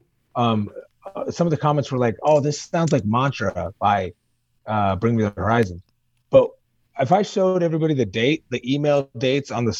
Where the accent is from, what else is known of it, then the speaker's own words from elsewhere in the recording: Las Vegas, Nevada, United States; moved away as an adult; now in upstate New York, United States; I grew up in Vegas. I lived and bled and almost died on those streets